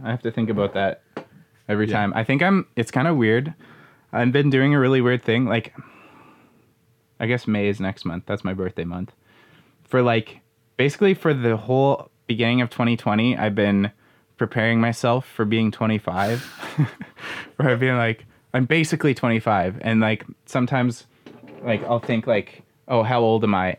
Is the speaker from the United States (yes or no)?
no; Manitoba, Canada; I grew up in Manitoba